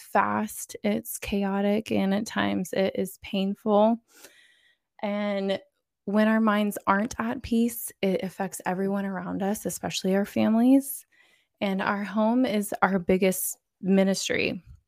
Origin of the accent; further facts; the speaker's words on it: Florida, United States; I'm from Florida